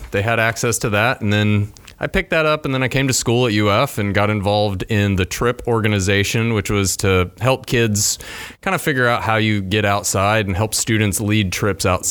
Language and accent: English; Amarillo, Texas, United States; moved away; I was 15 years old growing up in Texas. And where at in Texas? Amarillo